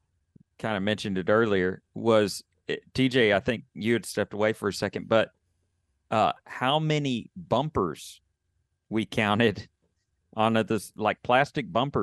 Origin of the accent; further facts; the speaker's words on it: Texas, United States; to be treated the way, you know, that you would treat a California license plate in the South when I'm really from Texas.